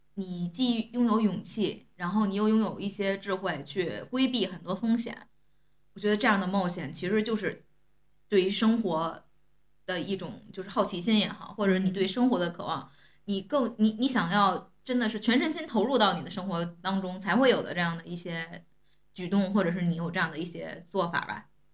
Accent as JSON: {"language": "Chinese", "region": "Tianjin", "country": "China", "said": "我作为天津人"}